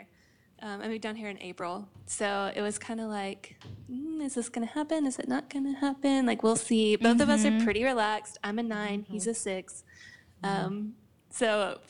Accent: Blue Ridge, Texas, United States; I'm from Blue Ridge, which is about an hour and 15 minutes northeast of Dallas

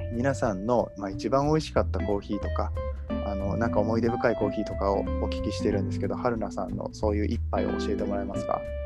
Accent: Kobe, Hyogo, Japan; 僕神戸なんで

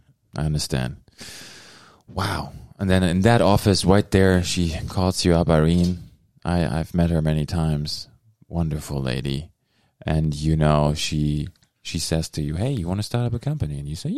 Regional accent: Germany; now in Thunder Bay, Canada; where I'm from Germany, and then here in Thunder Bay

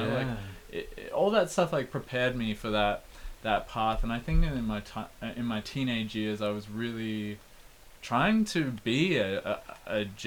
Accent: Canberra, Australian Capital Territory, Australia; growing up in Canberra

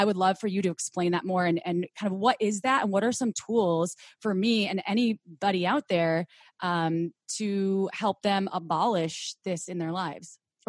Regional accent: Midwest, United States; I grew up in the Midwest, conservative.

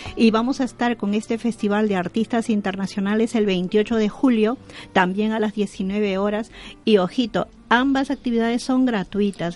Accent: Peru; now in Spain; yo soy de origen peruana

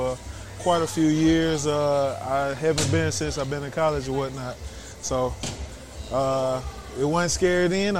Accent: Birmingham, Alabama, United States; I hail from Birmingham, Alabama.

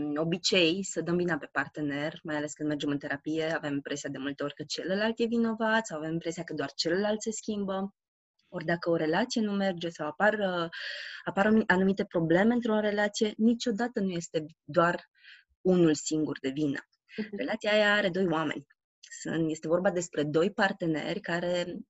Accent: Romania; am crescut în România

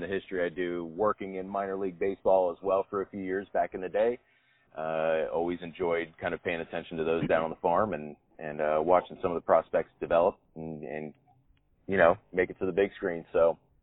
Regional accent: Ohio, United States; moved away as an adult; now in Los Angeles, United States; Midwesterner, uh, born and raised in Ohio

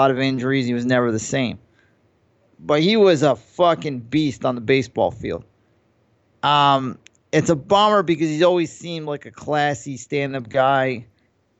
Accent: New York, United States; I grew up in New York

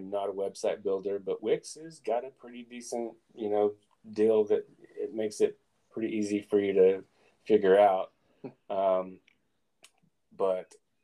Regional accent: McAlester, Oklahoma, United States; moved away as an adult; now in Oklahoma City, United States; I am in Oklahoma City. I'm from McAllister

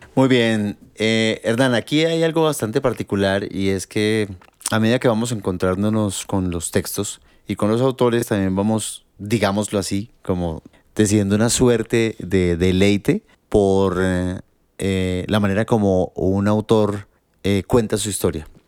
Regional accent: Colombia; como colombianos diría yo

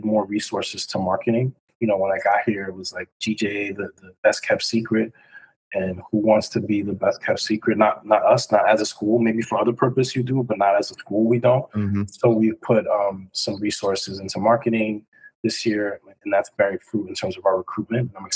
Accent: New York City, New York, United States; also born or lived in Westchester; growing up in New York City in Washington Heights

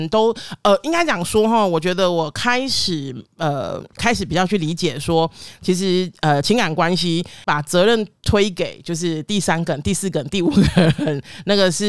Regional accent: Kaohsiung, Taiwan; 我是高雄人，

